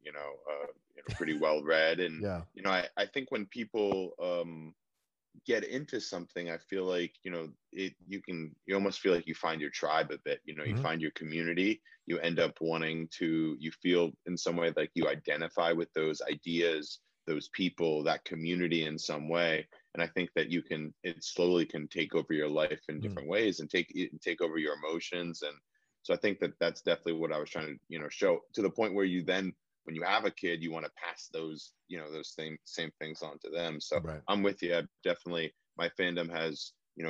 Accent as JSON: {"language": "English", "region": "Pennsylvania", "country": "United States", "tie": "born or raised there", "said": "I grew up in Pennsylvania, a pretty big Philadelphia sports fans"}